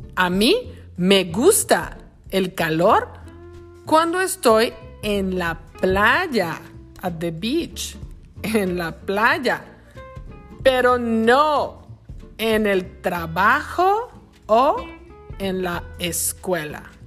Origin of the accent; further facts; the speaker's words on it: Lázaro Cárdenas, Michoacán, Mexico; now in Wisconsin, United States; La ciudad donde yo crecí en México se llama Lázaro Cárdenas, en el estado de Michoacán.